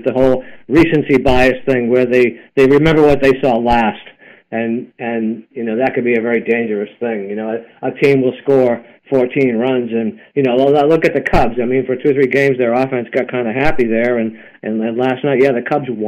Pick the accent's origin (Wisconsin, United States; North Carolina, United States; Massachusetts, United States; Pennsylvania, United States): Massachusetts, United States; Boston; growing up in Boston